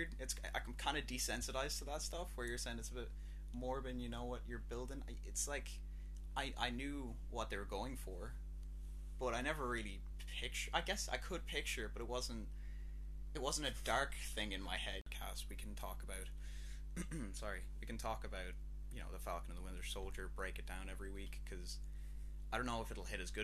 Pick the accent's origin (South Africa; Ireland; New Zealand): Ireland; we're Irish